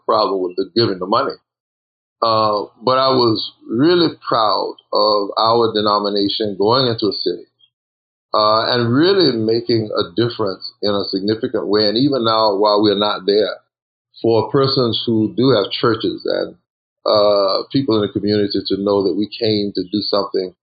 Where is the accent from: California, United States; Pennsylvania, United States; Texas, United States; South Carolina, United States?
South Carolina, United States; I grew up in South Carolina and pastored